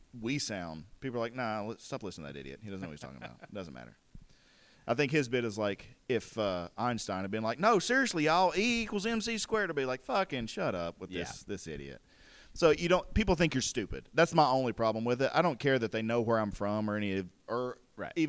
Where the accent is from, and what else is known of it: Tennessee, United States; accent: southern